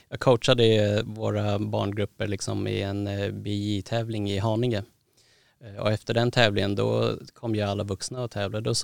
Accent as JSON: {"language": "Swedish", "country": "Thailand", "said": "för att jag är från Thailand och är en son och jag gillar Mike Tyson"}